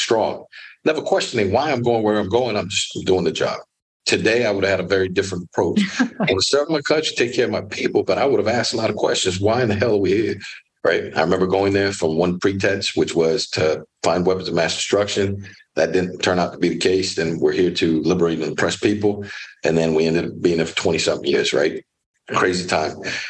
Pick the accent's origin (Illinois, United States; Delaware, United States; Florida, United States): Florida, United States; Miami; also born or lived in Orlando, Florida; I'm born and raised in Miami, Florida, raised by a single mom